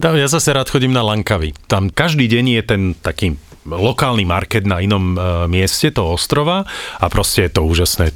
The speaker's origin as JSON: {"language": "Slovak", "country": "Slovakia", "said": "we are from Slovakia"}